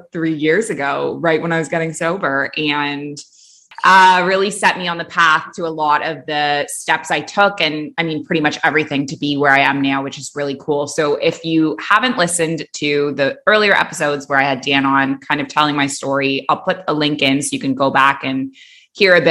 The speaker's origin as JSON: {"language": "English", "country": "Canada", "also_born_or_lived": "Dubai, United Arab Emirates / Abu Dhabi, United Arab Emirates", "moved": "as an adult", "lives_now": "Bali, Indonesia", "said": "I'm a Canadian who moved across the world at age 23, and I never went back"}